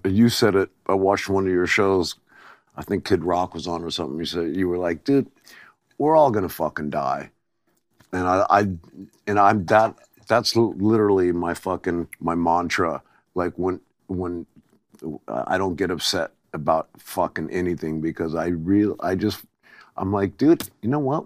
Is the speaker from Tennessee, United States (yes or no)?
no; Covina, California, United States; born or raised there; also born or lived in Athens, Greece